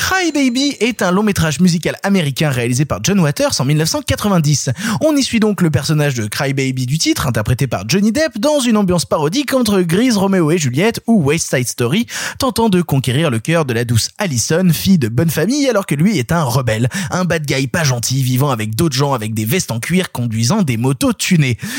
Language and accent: French; Ardèche, Auvergne-Rhône-Alpes, France; moved away; moi à la base je viens d'Ardèche c'est-à-dire que moi à la base tout mon terroir toute ma culture elle est du fin fond de l'Ardèche